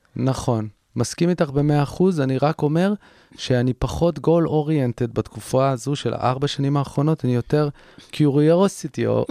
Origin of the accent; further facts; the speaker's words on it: Herzliya, Tel Aviv District, Israel; נסעתי להרצליה לרופאת משפחה, איפה שגדלתי